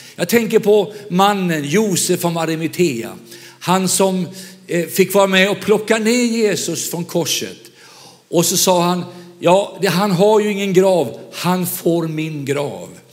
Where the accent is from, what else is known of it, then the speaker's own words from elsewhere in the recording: Vänersborg, Västra Götaland, Sweden; moved away; Jag är själv västgöte, född i Vänersborg